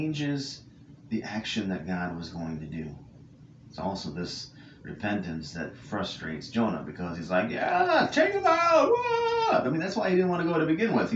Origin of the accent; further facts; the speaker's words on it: California, United States; I grew up in California